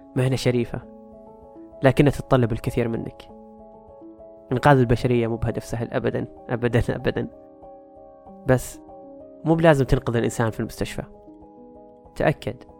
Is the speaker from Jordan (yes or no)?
no; Saudi Arabia; عندنا في السعودية